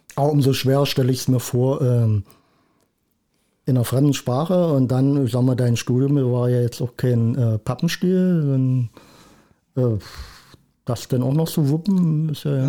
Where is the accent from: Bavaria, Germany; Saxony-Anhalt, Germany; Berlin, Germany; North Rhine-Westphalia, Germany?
Saxony-Anhalt, Germany; Schwarz; also born or lived in Rosenburg; also ganz ursprünglich komme ich aus Schwarz. Aber äh, habe jetzt auch viele Jahre in Rosenburg gelebt.